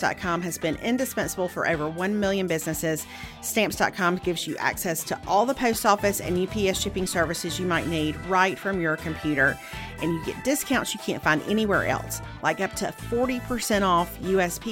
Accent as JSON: {"language": "English", "town": "Meridian", "region": "Mississippi", "country": "United States", "tie": "born or raised there", "moved": "yes", "lives_now": "Alabama, United States", "said": "I grew up in Mississippi"}